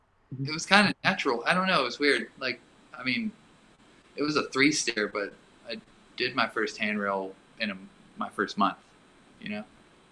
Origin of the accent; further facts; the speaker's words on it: Port Lavaca, Texas, United States; where I grew up was like the end of the railroad. You know, if you look up Port Lavaca on the map.